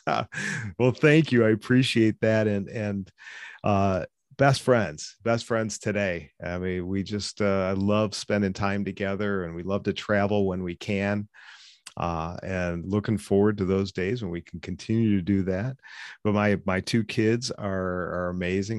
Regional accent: Cleveland, Ohio, United States; I grew up in in the Cleveland area. I still live here in, in Cleveland.

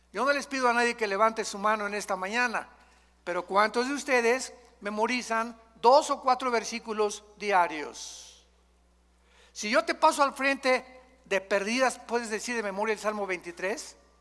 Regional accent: Mexico; todos nosotros venimos de la religión popular, de aquí en México

